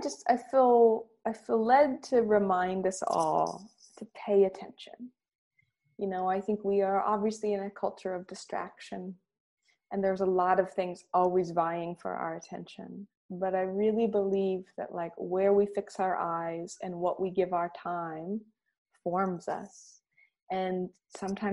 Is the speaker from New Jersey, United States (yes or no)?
no; Michigan, United States; growing up in Michigan where I did